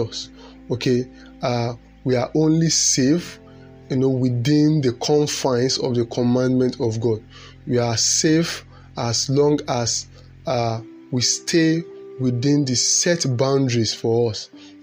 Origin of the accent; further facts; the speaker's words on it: Nigeria; as a Nigerian